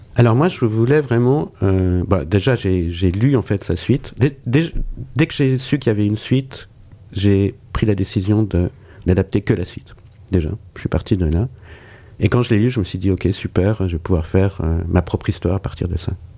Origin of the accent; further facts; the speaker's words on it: Switzerland; je suis suisse